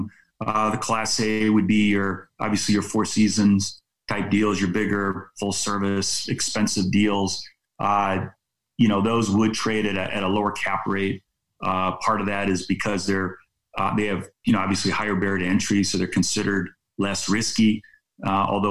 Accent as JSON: {"language": "English", "area": "San Francisco Bay Area", "region": "California", "country": "United States", "said": "I'm actually originally from the San Francisco Bay Area"}